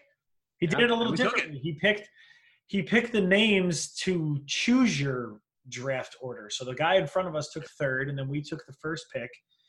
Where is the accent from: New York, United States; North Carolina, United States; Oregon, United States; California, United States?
New York, United States; I'm from New York.